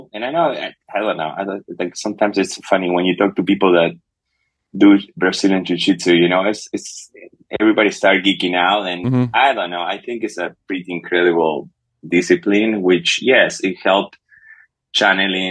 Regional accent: Uruguay; English is a second language; moved away; I'm South American

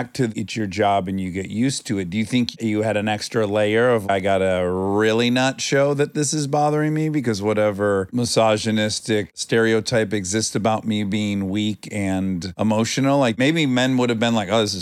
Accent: Michigan, United States; moved away; Where I grew up in Michigan, if you got in trouble, you went to juvie

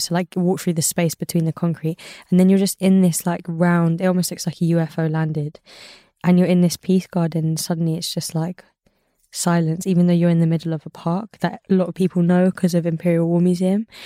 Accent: London, United Kingdom; also born or lived in Ladbroke Grove, London; I grew up in Elephant and Castle

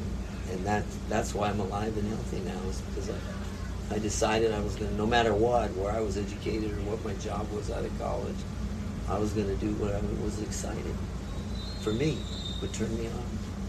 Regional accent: Hawaii, United States; with that great group of guys growing up on the Big Island fishing and the camaraderie

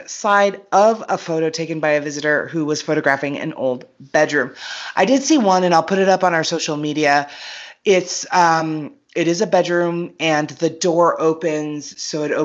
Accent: United States; I'm American

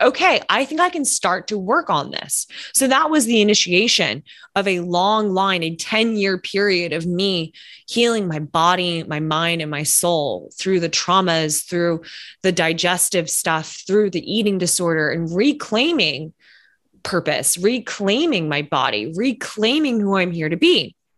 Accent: Lexington, Kentucky, United States; now in New York City, United States; I'm originally from Lexington, Kentucky

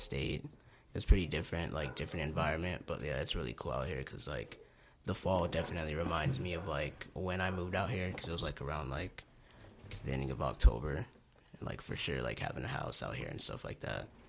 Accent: Hereford, Texas, United States; moved away; also born or lived in Amarillo, Texas; I'm from Hereford, Texas. Originally born in Amarillo.

